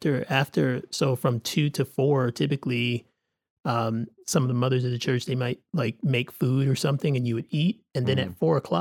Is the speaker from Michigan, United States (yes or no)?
yes; Detroit, Michigan, United States; I grew up in the Metro Detroit area, and those churches were all, it was what the Black churches did.